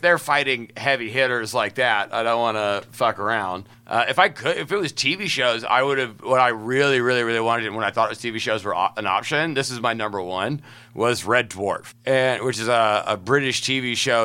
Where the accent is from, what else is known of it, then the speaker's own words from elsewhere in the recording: Huntsville, Alabama, United States; I'm from Huntsville, Alabama.